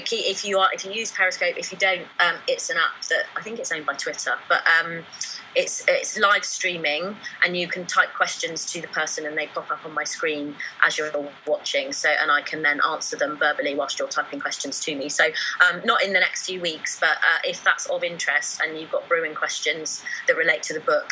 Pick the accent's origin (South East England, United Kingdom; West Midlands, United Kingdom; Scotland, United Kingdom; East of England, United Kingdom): South East England, United Kingdom; Newbury; Newbury, which is my hometown, yeah, this weekend, because I'm a proper local girl.